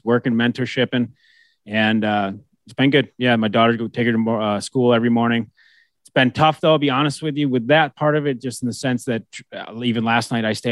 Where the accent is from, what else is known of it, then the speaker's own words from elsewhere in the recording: United States; now in Latvia; being American, we are very stubborn with languages. Living in Europe